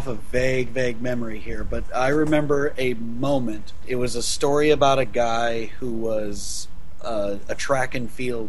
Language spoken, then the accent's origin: English; Southern Illinois, United States; moved away; I was actually from Southern Illinois.